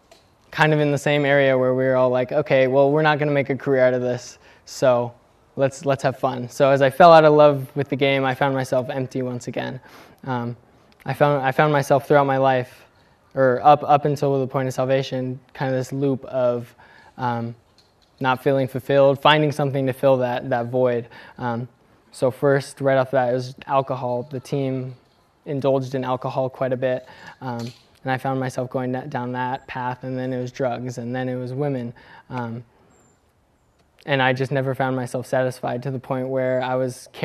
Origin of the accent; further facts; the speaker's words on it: California, United States; also born or lived in Bend, Oregon / Dubuque, Iowa; we moved from Oregon into California, when I was around 3, we began attending a United Methodist church, and we stayed there till I was about 12